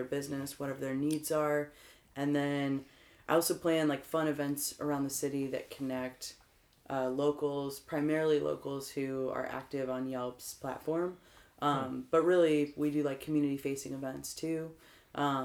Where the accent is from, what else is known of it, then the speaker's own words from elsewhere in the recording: Dayton, Ohio, United States; moved away as an adult; now in St. Louis, United States; I'm originally from Dayton, Ohio, and for folks who don't know where Dayton is, it's like an hour north of Cincinnati